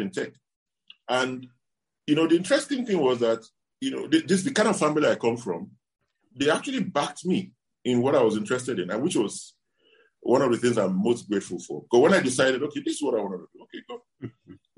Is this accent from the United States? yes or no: no; Benin City, Edo, Nigeria; moved away as an adult; now in Ghana; I was born in Benin City. You know, I did a lot of my early education and even university